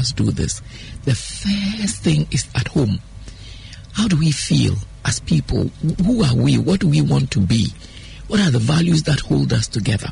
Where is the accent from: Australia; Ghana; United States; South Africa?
Ghana; I'm a Fanti.